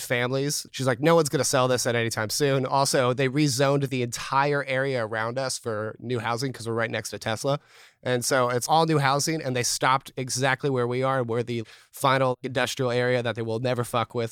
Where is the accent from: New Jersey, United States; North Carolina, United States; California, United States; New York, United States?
California, United States; Newark; I grew up here in Newark, California.